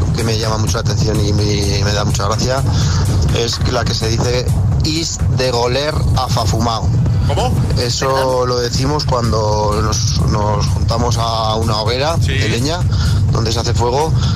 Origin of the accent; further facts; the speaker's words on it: Teruel, Aragon, Spain; de Ayoza, de Teruel, de un pueblo de, Teruel